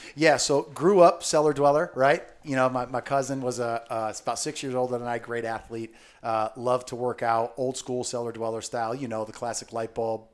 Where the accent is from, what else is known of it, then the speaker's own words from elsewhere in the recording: Southern Connecticut, United States; I grew up in Southern Connecticut